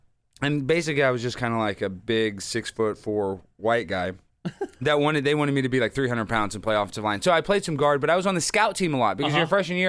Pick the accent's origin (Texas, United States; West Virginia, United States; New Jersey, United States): Texas, United States; Dallas; now in Los Angeles, United States; Dallas, Texas, born